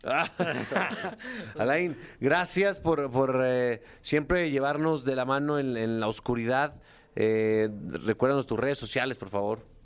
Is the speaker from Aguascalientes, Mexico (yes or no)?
yes; Aguascalientes, Mexico; Textiles San Marcos, que es de mi tierra orgullosamente